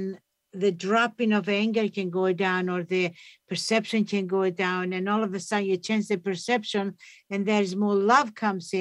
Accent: Greece; also born or lived in Toronto; now in Canada; I grew up in Greece.

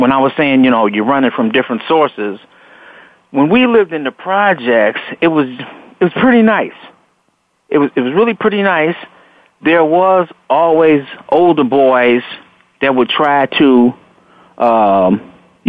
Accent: Chicago, Illinois, United States; also born or lived in Robbins, Illinois; moved out here to Robbins, Illinois, from the west side of Chicago

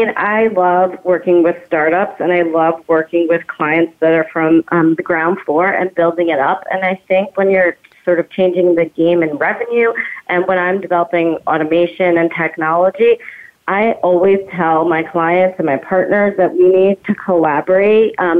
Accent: New Jersey, United States; Also, shout out to my home state, New Jersey

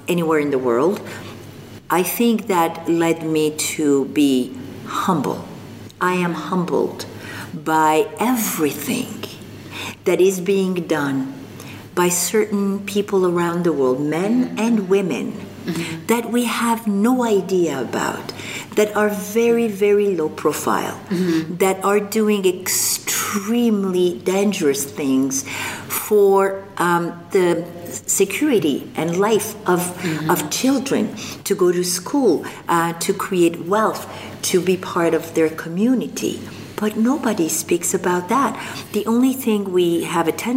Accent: Algeria; first language French; English is a second language; moved away as an adult; also born or lived in Morocco; now in Canada; I was born in North Africa, in Morocco, and I grew up in Algeria

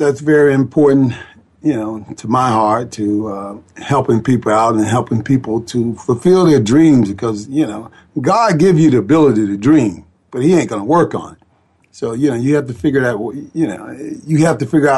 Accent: Atlanta, Georgia, United States; I grew up in Atlanta, Georgia, in Eastlake

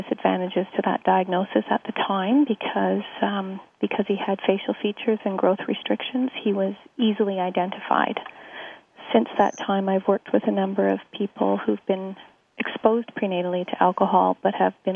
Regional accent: Sudbury, Ontario, Canada; I was born and raised in Northern Ontario. I was born to a mining family and lived in Sudbury my entire life.

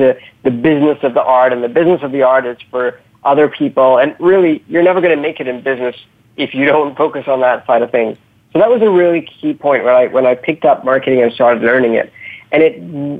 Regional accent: United Kingdom; also born or lived in Africa; I'm born in the UK. I'm brought up in the UK

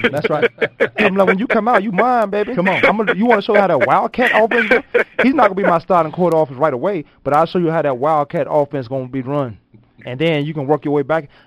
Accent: Virginia, United States; and I know you fight dogs. I'm from Virginia.

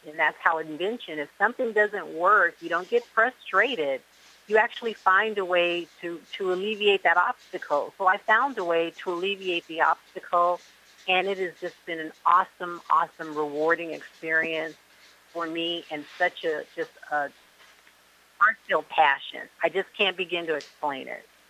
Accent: Seattle, Washington, United States; now in Miami, United States; I'm originally from Seattle, Washington, and I am now reside in the Miami area, beautiful South Florida

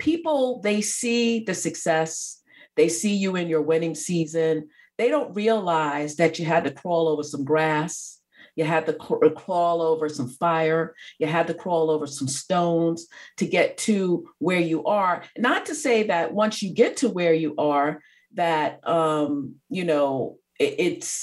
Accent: New York, United States; I grew up in New York, I'm a New Yorker.

